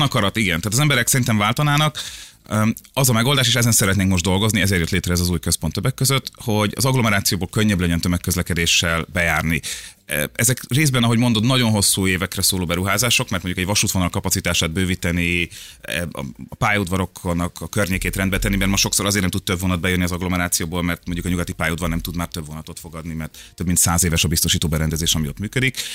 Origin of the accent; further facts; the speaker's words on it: Budapest, Hungary; Én a, ugye második kerületben nőttem föl, és ott a, akkor még Moszkva téren